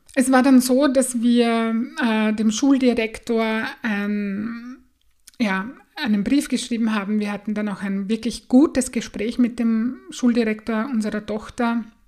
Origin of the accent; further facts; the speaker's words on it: Austria; bei uns in Österreich